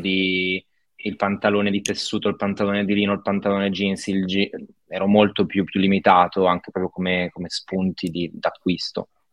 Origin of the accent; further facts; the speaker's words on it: Novara, Piedmont, Italy; Io sono di Novara